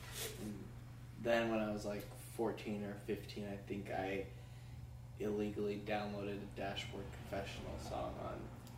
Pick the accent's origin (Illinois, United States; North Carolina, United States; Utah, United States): Utah, United States; Park City; I grew up in Park City, Utah. It's a small ski town, like 30 minutes outside of Salt Lake.